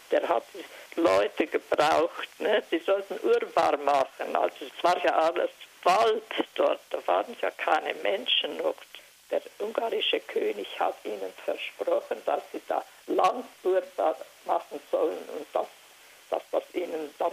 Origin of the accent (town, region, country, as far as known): Transylvania, Romania; moved away